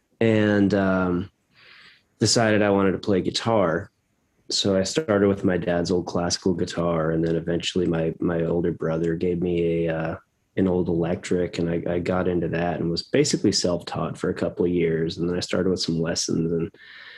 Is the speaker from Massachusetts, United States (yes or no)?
yes; Boston, Massachusetts, United States; I'm from Boston. And so we'd go to the Boston Symphony Orchestra, and have season's passes.